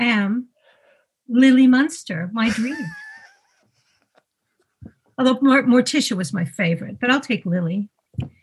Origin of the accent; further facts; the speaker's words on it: Canada; moved away; also born or lived in United States; I grew up in Canada and the United States.